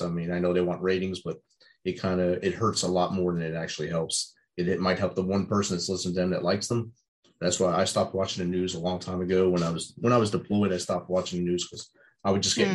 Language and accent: English; New Jersey, United States; I grew up in New Jersey and got kicked out of the Jersey Shore many times as a youth